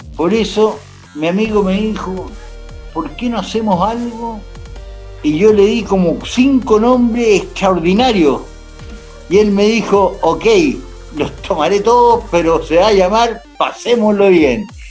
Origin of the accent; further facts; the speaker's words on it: Chile; Nosotros como chilenos